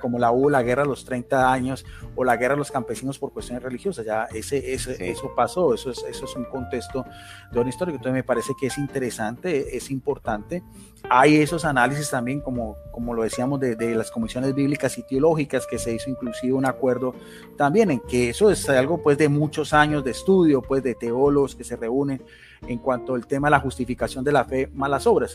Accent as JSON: {"language": "Spanish", "country": "Colombia", "also_born_or_lived": "Palmira, Valle del Cauca / Bogotá", "said": "soy de Colombia, vivo en, aquí en la ciudad de Palmira, Valle del Cauca, que es al suroeste de, de Colombia."}